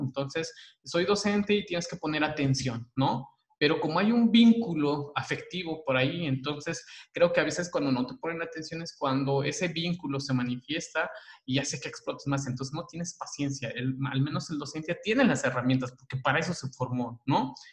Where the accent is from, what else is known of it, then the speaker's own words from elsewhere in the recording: Chiapas, Mexico; la cultura, al menos este, chiapaneca, ¿verdad? Yo voy a hablar de donde yo nací